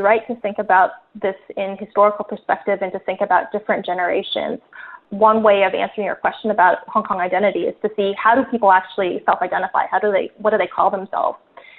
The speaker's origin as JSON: {"language": "English", "country": "United States", "tie": "born or raised there", "said": "My generation, and I grew up in the States"}